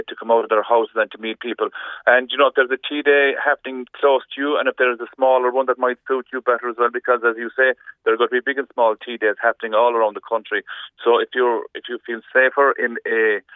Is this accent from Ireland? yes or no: yes; Kerry, Munster, Ireland; where I grew up in Kerry